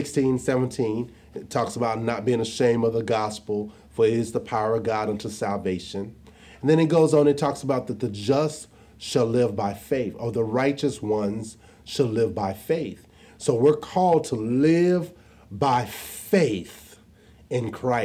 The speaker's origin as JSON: {"language": "English", "town": "Jonesboro", "region": "Arkansas", "country": "United States", "tie": "born or raised there", "said": "I was born and raised in Jonesboro, Arkansas"}